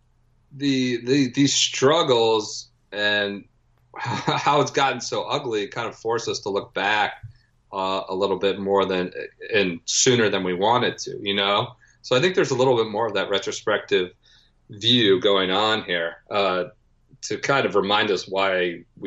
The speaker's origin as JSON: {"language": "English", "town": "Cleveland", "region": "Ohio", "country": "United States", "moved": "yes", "lives_now": "Washington, D.C., United States", "said": "I'm originally from Cleveland, Ohio. I live in just outside Washington, D.C. now"}